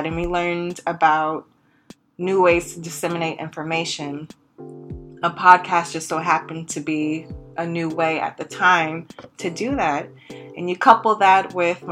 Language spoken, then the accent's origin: English; Los Angeles, California, United States; moved away; also born or lived in Inglewood, California; I'm originally from Los Angeles, California. I lived in Inglewood, California